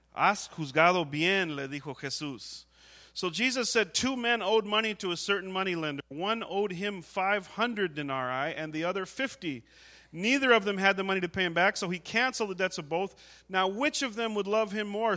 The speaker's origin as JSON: {"language": "English", "country": "United States", "said": "as an American."}